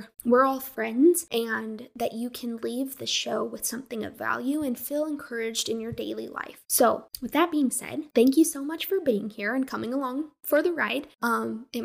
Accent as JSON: {"language": "English", "region": "Colorado", "country": "United States", "moved": "as an adult", "said": "I'm from Colorado, and I'm this crazy, wild Westerner"}